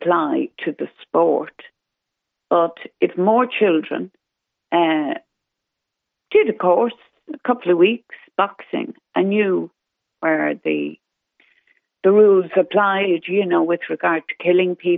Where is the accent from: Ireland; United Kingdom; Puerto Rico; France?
Ireland; the pride as an Irish person